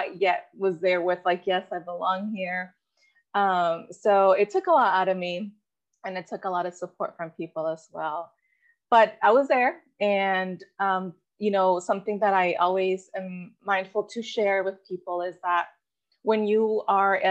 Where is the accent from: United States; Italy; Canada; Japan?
United States; Goleta, California; first language Spanish; English is a second language; also born or lived in Mexico / Santa Barbara; I grew up surrounded by college students. I grew up in Goleta